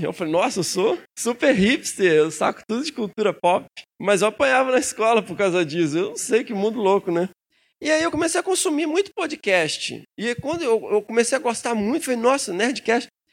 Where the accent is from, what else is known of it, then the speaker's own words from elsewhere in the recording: Minas Gerais, Brazil; lá em Minas a gente come o fim das palavras